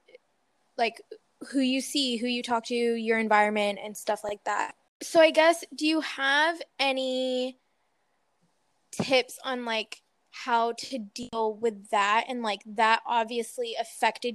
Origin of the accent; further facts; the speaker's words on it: North Carolina, United States; we're in the middle of North Carolina